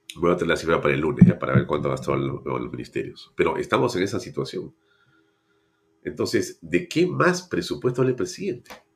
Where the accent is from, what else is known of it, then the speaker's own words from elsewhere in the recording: Lima, Peru; los, que hemos nacido en Lima, todos tenemos vinculación con provincia